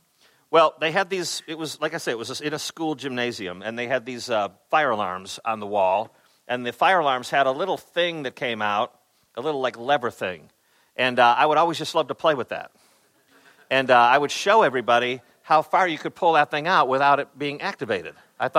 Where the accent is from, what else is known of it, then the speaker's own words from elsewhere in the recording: Chicago, Illinois, United States; I grew up in Chicago area.